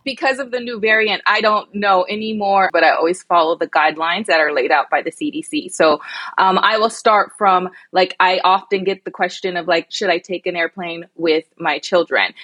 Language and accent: English; United States; also born or lived in London; the American girl.